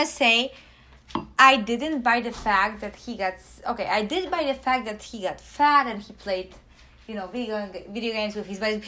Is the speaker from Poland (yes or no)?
yes; Poland; moved away; I come from Poland